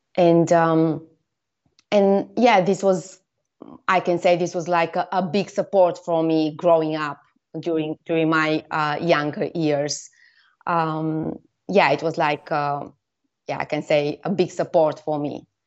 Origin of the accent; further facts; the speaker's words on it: Bulgaria; I come from Bulgaria, where I lived most of the time